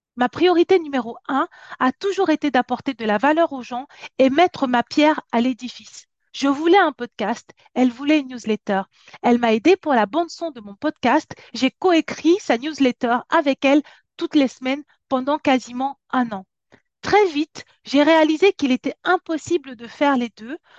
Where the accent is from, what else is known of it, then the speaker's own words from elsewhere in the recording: France; also born or lived in Cameroon; Je suis née en Afrique, je suis venue en France, j'avais 8 ans